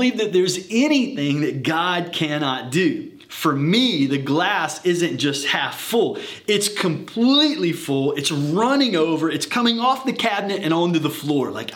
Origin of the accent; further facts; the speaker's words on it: the South, United States; I'm from the South